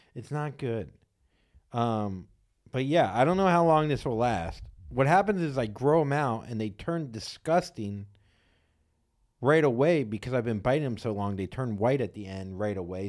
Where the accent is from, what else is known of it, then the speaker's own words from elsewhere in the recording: Florida, United States; moved away; I grew up in Florida, which was so hum-, humid